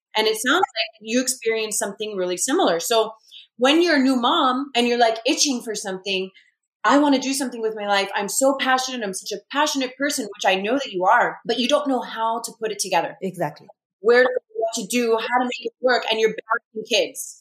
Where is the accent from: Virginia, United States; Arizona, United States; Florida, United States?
Florida, United States; Miami; i'm in my hometown which brings a tremendous amount of comfort